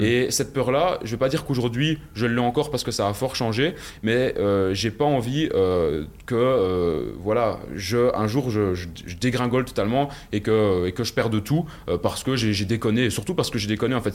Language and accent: French; Belgium; accent: Belgian; viens de, Belgique, je pense que ça s'entend euh, à mon accent